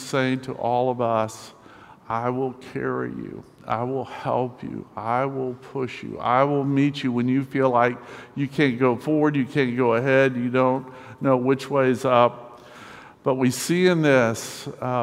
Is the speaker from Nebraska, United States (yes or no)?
no; Winston-Salem, North Carolina, United States; I'm from Winston-Salem, North Carolina, temporarily living here for the next few months